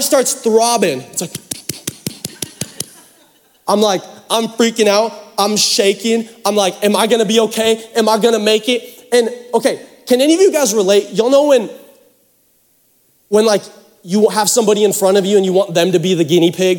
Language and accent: English; Seattle, Washington, United States; now in Texas, United States; I'm from Seattle. I'm from the Pacific Northwest